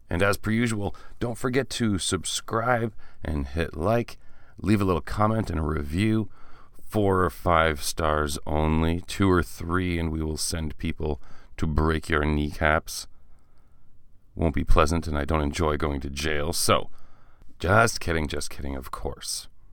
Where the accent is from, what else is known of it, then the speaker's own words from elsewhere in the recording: small town Ontario, Canada; I am Canadian who has taken, uh, French in school all the way from grade four until grade thirteen, back when there was a grade thirteen